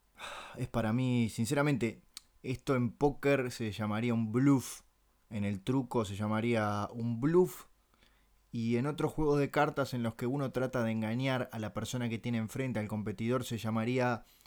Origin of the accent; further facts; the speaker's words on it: Montevideo, Uruguay; yo soy uruguayo